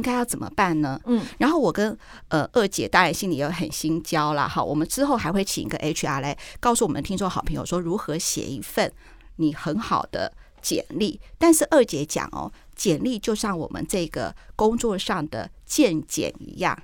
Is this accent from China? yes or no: no; Taiwan; 我觉得我们台湾好棒哦！我们台湾怎么有这么棒的作品？我们台湾的演员，我们台湾的年轻人怎么这么这么这么这么棒？